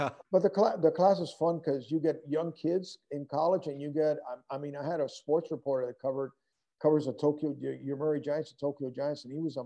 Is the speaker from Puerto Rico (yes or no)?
yes; Puerto Rico; moved away; also born or lived in Denver; I grew up in Puerto Rico and represented Puerto Rico in some international amateur tournaments